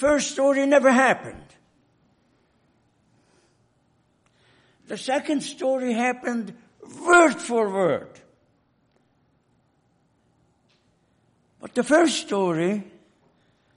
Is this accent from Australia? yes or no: no; Hungary; moved away; In my home country, in Hungary